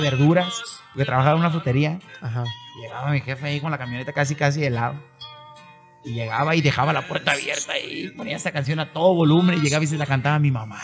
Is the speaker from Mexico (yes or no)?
yes; Mazatlán, Sinaloa, Mexico; yo nací y crecí y he vivido toda mi vida en Mazatlán